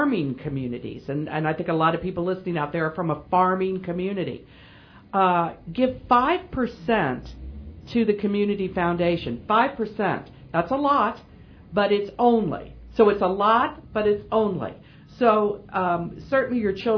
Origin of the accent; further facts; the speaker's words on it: Quincy, United States; my hometown, not just Quincy